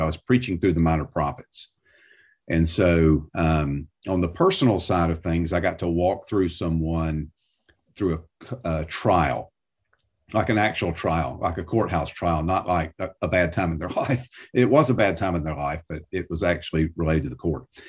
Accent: south of Atlanta, Georgia, United States; moved away as an adult; now in Nashville, United States; I grew up south of Atlanta

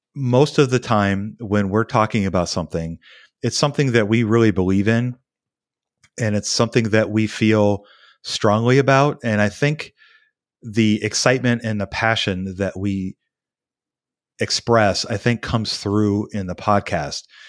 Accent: United States; as an American citizen

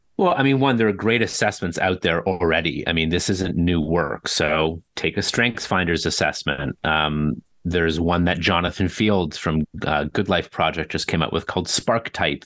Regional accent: Toronto, Ontario, Canada; born and raised in Toronto

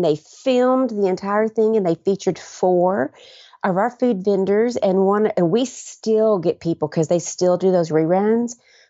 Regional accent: Arkansas, United States; now in Alabama, United States; So I came from Arkansas to Alabama.

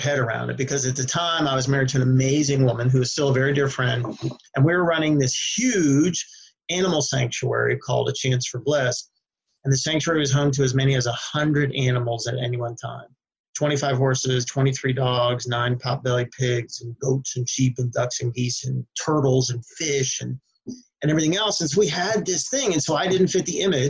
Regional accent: United States; now in Sacramento, United States; I grew up on the East Coast outside of D.C.

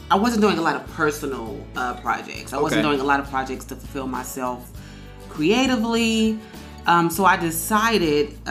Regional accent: Memphis, Tennessee, United States; I was born in Memphis, Tennessee

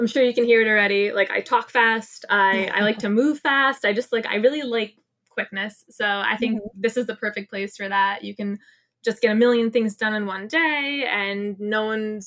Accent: Clifton, New Jersey, United States; moved away as an adult; also born or lived in Bronx, New York / Upper East Side, New York; now in New York City, United States; I'm originally from New Jersey. If you know Jersey, it's North Jersey, Clifton.

